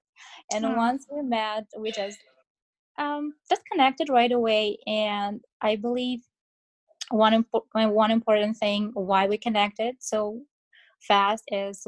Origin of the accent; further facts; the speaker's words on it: Kazakhstan; moved away as an adult; now in Canada; I'm in Canada for almost 3 years now, but initially I came from Kazakhstan.